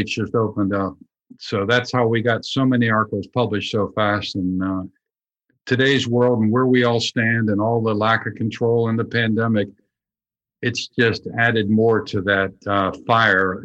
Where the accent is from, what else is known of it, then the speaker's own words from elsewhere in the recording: Pittsburgh, Pennsylvania, United States; moved away; I grew up in Pittsburgh, Pennsylvania